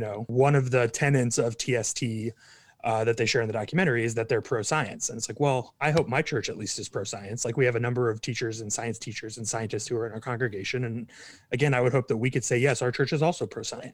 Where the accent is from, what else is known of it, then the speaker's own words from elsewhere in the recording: Kansas City, Missouri, United States; moved away as an adult; also born or lived in Dayton, Ohio; now in Texas, United States; grew up in Kansas City, Missouri.